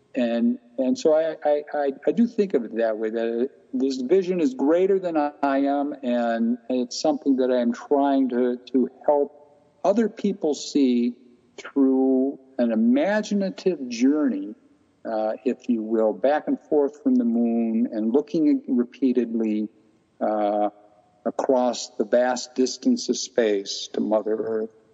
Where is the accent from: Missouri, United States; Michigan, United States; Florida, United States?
Michigan, United States; the city I grew up here in Michigan was a very isolated white only community when I was growing up